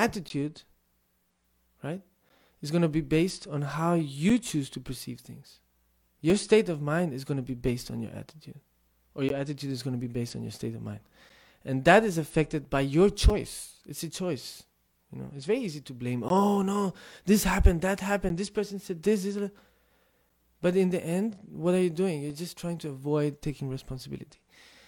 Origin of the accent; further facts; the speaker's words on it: Tibet, China; first language Tibetan; English is a second language; moved away as an adult; I grew up in Tibetan culture, my first language is Tibetan, most of my life I spent in the monastery with Tibetans